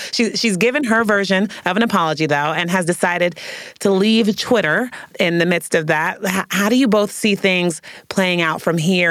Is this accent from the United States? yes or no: yes; San Francisco, California, United States; I grew up in San Francisco, California